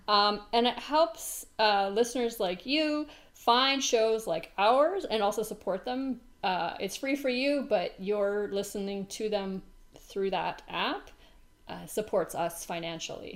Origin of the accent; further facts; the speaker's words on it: Canada; as a Canadian